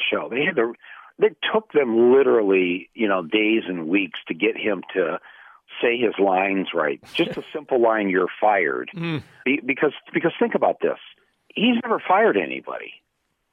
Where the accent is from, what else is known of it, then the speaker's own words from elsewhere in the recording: Flint, Michigan, United States; had I grown up just 60 miles to the south of Flint